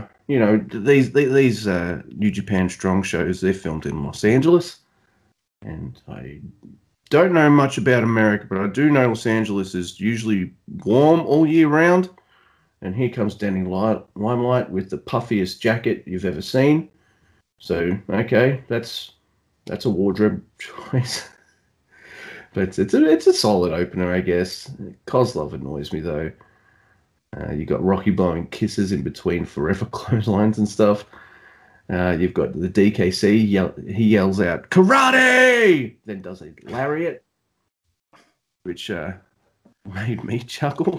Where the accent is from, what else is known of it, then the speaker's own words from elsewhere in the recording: Australia; accent: Australian; my southern accent, my Australian accent, my exaggerated down under accent